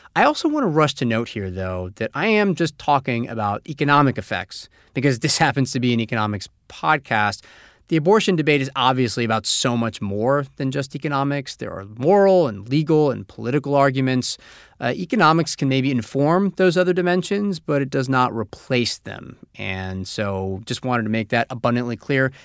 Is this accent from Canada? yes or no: yes; Canada; moved away as an adult; now in Taipei, Taiwan; I'm originally from Canada, but I've been living in Taipei, Taiwan, teaching English for the last five years.